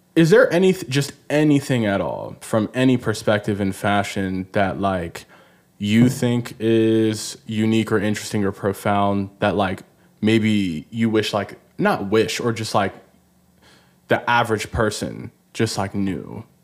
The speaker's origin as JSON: {"language": "English", "country": "Nigeria", "said": "I'm Nigerian."}